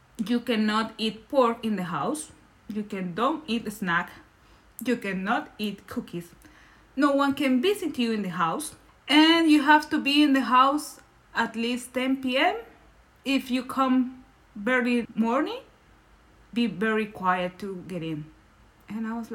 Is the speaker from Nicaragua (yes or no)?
yes; Nicaragua; first language Spanish; English is a second language; moved away as an adult; now in Berlin, Germany; I'm from Nicaragua, that is Central America.